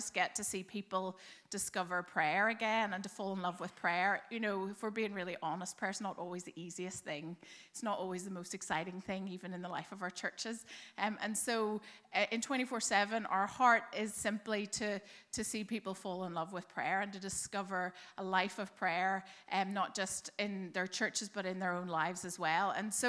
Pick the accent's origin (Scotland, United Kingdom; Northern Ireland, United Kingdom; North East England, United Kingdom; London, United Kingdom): Northern Ireland, United Kingdom; Belfast; now in Dublin, Ireland; Well, you might not be able to tell from my accent, but I grew up in Belfast. I say that because I've actually now lived longer in Dublin